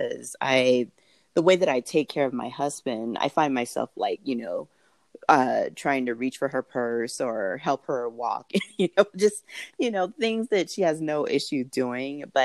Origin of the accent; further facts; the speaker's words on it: Southern California, United States; moved away as an adult; now in Denver, United States; I was born in Southern California